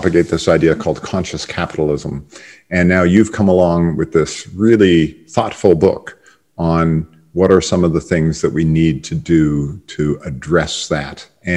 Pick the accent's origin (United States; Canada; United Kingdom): Canada; I'm a Canadian